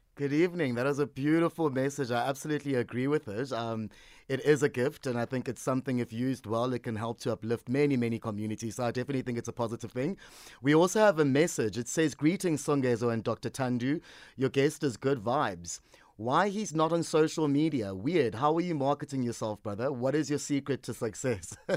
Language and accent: English; Port Elizabeth, Eastern Cape, South Africa; moved away; my hometown of Port Elizabeth